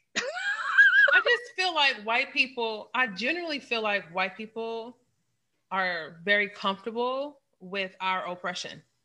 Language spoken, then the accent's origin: English; St. Louis, Missouri, United States; I'm from St. Louis. We call it crab ragoon.